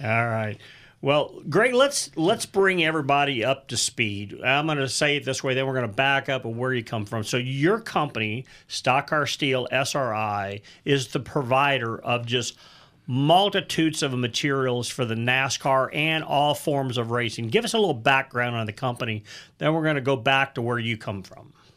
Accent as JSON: {"language": "English", "town": "St. Louis", "region": "Missouri", "country": "United States", "tie": "born or raised there", "said": "I came from the St. Louis area"}